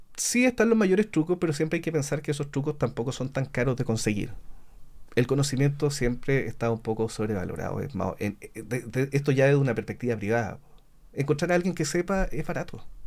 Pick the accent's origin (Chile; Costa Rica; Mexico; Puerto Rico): Chile; Talcahuano, Biobío; moved away; also born or lived in Temuco / Pitrufquén; Yo soy de Talcahuano